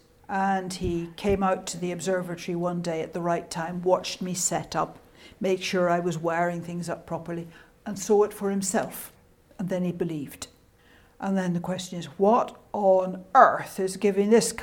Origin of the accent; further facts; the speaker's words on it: United Kingdom; accent: Scottish / Irish; moved away as an adult; My accent is Scottish / Irish. And until I went to do the PhD, I had lived in the north and west of the British Isles